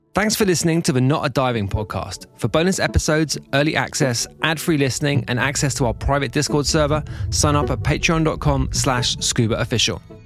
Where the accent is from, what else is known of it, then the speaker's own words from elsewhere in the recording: United Kingdom; I'm a Brit too